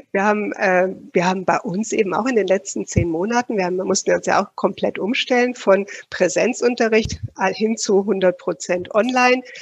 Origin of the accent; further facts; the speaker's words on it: Switzerland; dass bei uns in der Schweiz, ich könnte jetzt gar nicht mal sagen, dass wir irgendwo diesen Schwerpunkt Vertrieb in dem, im Bachelorstudium zum Beispiel haben.